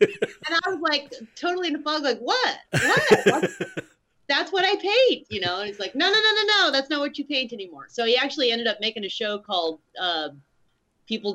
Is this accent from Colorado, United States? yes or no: yes; Colorado Springs, Colorado, United States; also born or lived in Utah; I grew up in Colorado Springs, Colorado